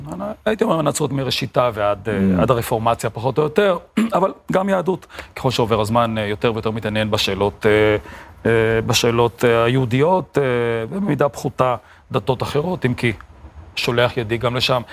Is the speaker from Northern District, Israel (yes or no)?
no; Beersheba, Southern District, Israel; כשאני גדלתי בבאר שבע